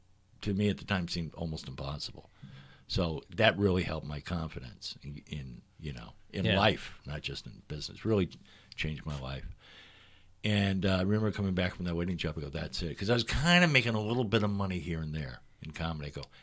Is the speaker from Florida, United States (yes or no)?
yes; Miami, Florida, United States; moved away as an adult; also born or lived in St. Louis, Missouri / New York; I moved to Miami. I was raised in Miami, Florida.